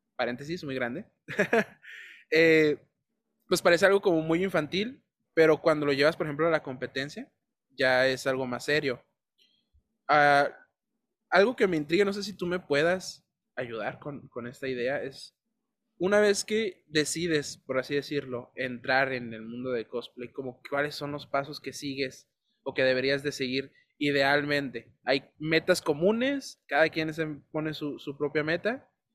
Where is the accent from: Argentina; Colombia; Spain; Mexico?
Mexico; Tijuana, Baja California; also born or lived in Ensenada; De Tijuana